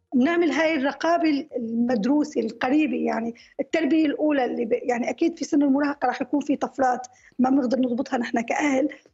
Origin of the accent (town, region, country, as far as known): Syria